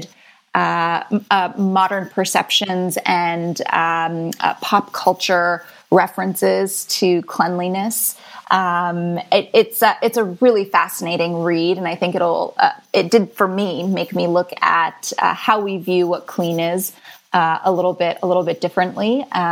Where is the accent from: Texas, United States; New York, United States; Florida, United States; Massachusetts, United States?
Florida, United States; I grew up in Florida.